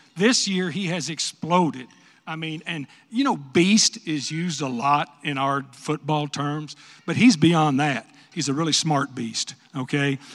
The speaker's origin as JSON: {"language": "English", "region": "West Texas", "country": "United States", "moved": "yes", "said": "I'm from West Texas"}